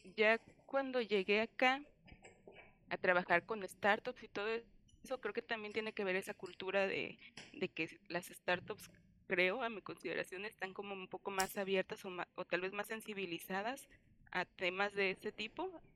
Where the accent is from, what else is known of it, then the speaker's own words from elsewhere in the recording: Colima, Mexico; also born or lived in Cuernavaca; después de cinco años lejos de mi tierra, dije, no, ya es momento de regresar. Y fue cuando regresé a Colima